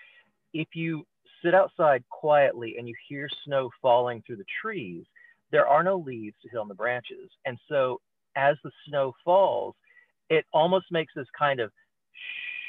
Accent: Mississippi, United States; now in Pennsylvania, United States; Growing up in the South, I grew up in Mississippi

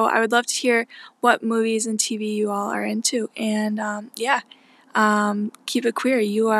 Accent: Boston, Massachusetts, United States; I'm from Boston

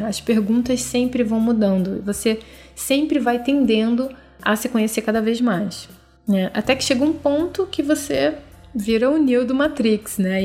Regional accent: Rio de Janeiro, Brazil; eu sou brasileira, nasci no Rio de Janeiro, nasci em 81

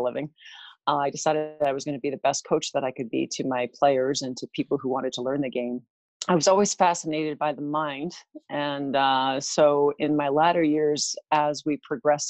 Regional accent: White Rock, British Columbia, Canada; I am from White Rock, BC, Canada. I was actually born here in Canada on the West Coast.

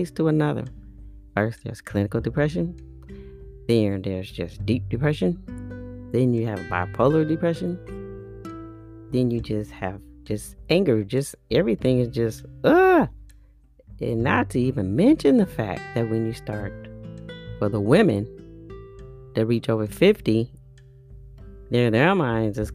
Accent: Bay Area, California, United States; I'm from the Bay Area, California

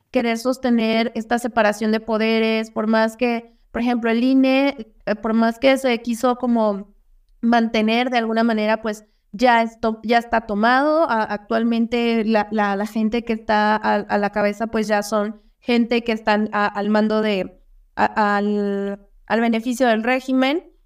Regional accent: Mexico; como mexicanos

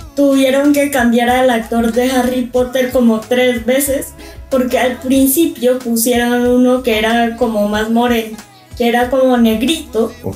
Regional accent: Colombia; now in Guatemala; me gusta más que digan que soy de la tierra de … que digan que soy de la tierra de Pablo Escobar

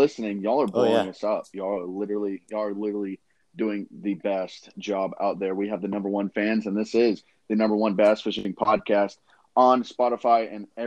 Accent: South Georgia, United States; I'm from South Georgia

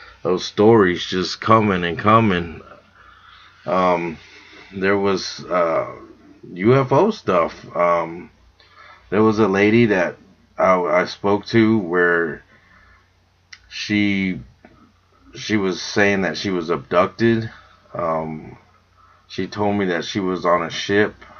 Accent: Texas, United States; we're being from Texas, we're heavily armed

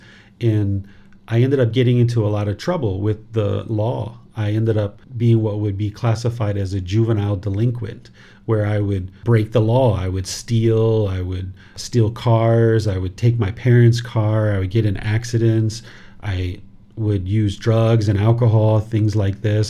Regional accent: Southern Maryland, United States; born or raised there; moved away as an adult; also born or lived in Washington, D.C.; now in Thailand

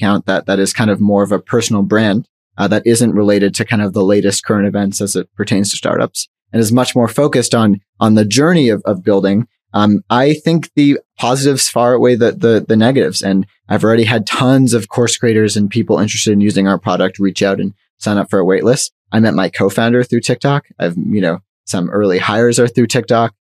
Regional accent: Canada

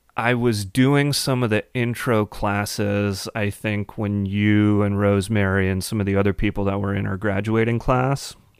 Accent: Madison, Wisconsin, United States; I'm from, uh, Madison, a little further south.

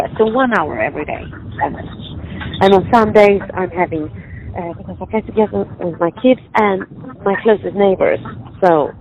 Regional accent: Sweden; moved away as an adult; now in Cupertino, United States; originally I'm from Sweden and we are not overfed with sunshine

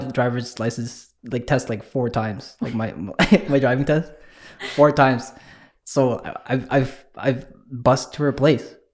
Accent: Winnipeg, Manitoba, Canada; I'm from Transcona.

